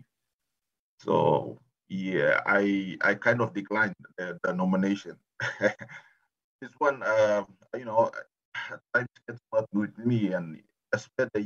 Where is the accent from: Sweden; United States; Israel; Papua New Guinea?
Papua New Guinea; I'm actually from Papua New Guinea